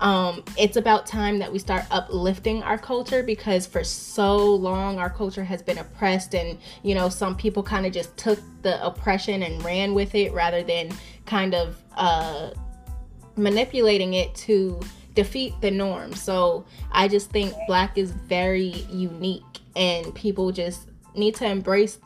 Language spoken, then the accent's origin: English; Virginia, United States; moved away as an adult; also born or lived in New York; now in Dallas, United States; I'm from New York originally, and then I moved down to Virginia.